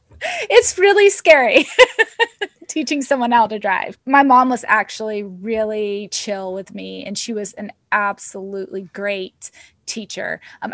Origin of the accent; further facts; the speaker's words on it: Arkansas, United States; I grew up in Arkansas